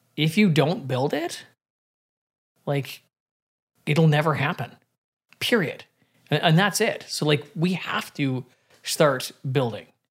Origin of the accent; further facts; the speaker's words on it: British Columbia, Canada; I got to feel it in my hometown.